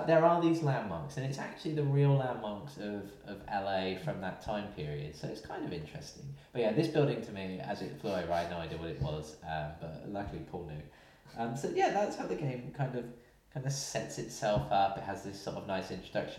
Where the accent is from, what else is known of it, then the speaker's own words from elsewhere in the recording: United Kingdom; we're both from Britain